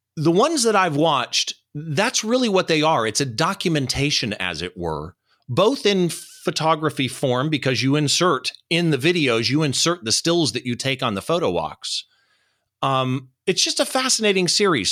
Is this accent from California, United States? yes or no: yes; Riverside, California, United States; we're down here in downtown Riverside at Tio's Tacos. It's a great taco place down here in my hometown